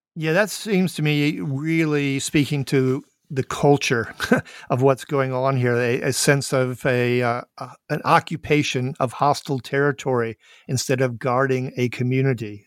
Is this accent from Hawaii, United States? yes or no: no; Minneapolis, Minnesota, United States; I am indeed from Minneapolis, Saint Paul